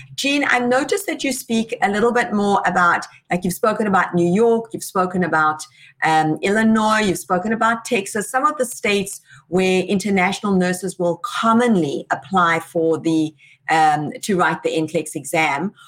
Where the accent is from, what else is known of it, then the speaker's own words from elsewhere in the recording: South Africa; South Africa, my home country